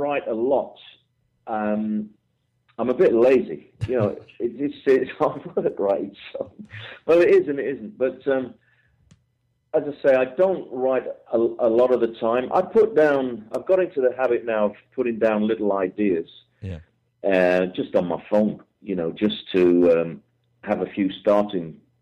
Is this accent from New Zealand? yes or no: no; England, United Kingdom; I'm an English guy